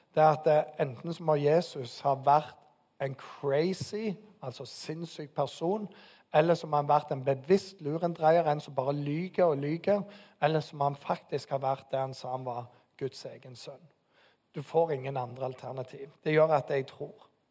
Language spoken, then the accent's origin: Norwegian; Bryne, Rogaland, Norway; moved away; Bryne, der jeg kommer fra.